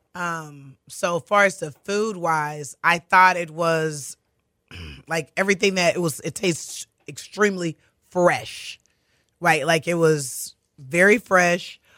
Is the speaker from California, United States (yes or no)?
no; Katy, Texas, United States; grew up in Katy. I'm a Katy girl